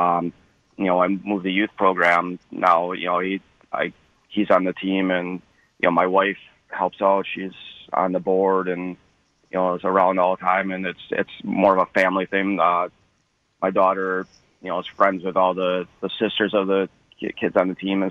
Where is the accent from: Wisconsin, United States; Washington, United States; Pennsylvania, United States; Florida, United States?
Wisconsin, United States; Sheboygan Falls; also born or lived in Grafton, Wisconsin; I grew up in Sheboygan Falls